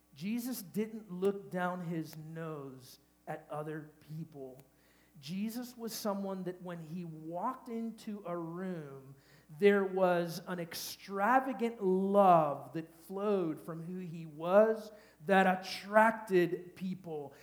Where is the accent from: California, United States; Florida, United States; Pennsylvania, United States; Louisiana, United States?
Florida, United States; Miami; I'm from Miami